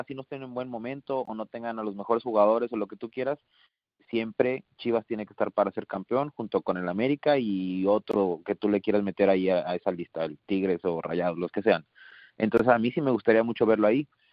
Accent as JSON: {"language": "Spanish", "town": "Monterrey", "region": "Nuevo León", "country": "Mexico", "moved": "yes", "said": "Yo que soy de Monterrey, que, que, que viví mucho tiempo ahí"}